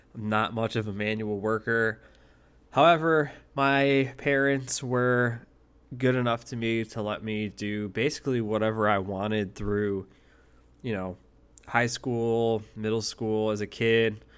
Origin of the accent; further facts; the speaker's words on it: Buffalo, New York, United States; also born or lived in Eden, New York; I grew up originally in Buffalo, New York